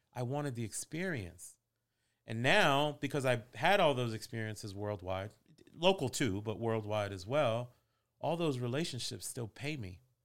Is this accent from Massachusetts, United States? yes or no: yes; Boston, Massachusetts, United States; moved away as an adult; also born or lived in Queens, New York / Virginia; I was born in Queens, New York, raised in Boston